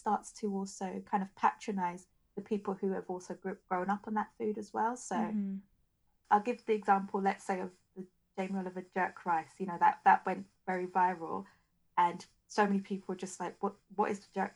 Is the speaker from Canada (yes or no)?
no; United Kingdom; I'm a British-born Nigerian, so I have a slightly different culture to a Nigerian-born Nigerian.